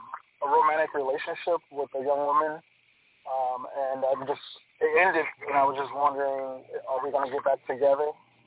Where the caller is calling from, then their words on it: Florida, United States; I'm calling from Florida.